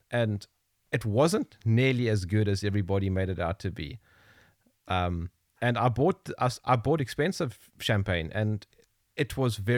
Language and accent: English; South Africa; I'm from South Africa. We have very good wine here.